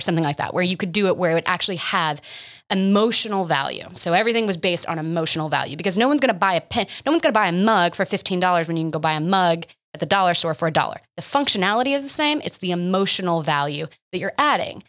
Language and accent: English; Oklahoma, United States; moved away as an adult; also born or lived in Boston; I stayed in my hometown